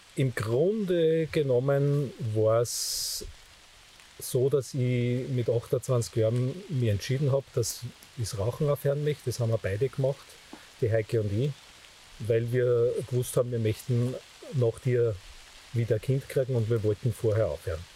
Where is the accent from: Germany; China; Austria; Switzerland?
Austria; Steyr valley, Upper Austria; Ich bin der vorletzte von acht Kindern auf dem Bauernhof, aufgewachsen im Steiertal